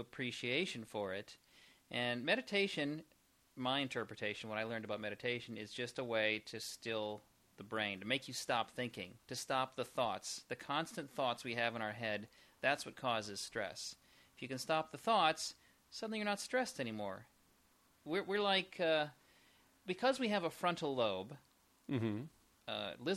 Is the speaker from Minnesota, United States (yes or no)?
yes; Minnesota, United States; moved away; I'm from Minnesota